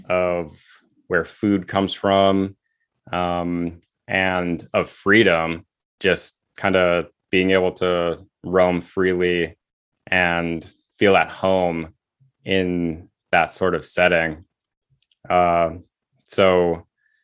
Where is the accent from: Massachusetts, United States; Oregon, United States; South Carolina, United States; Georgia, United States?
Massachusetts, United States; moved away as an adult; also born or lived in Seattle, Washington / New England; now in Portland, United States; I was born in Massachusetts and just kind of went to school and college mm-hmm. and grad school